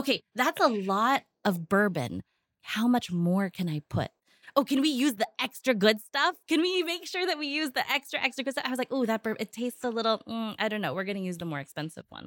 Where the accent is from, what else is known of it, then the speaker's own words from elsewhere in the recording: United States; moved away as an adult; now in Philippines; I was born and raised in the States, I only came here for holidays, for Christmas and for summers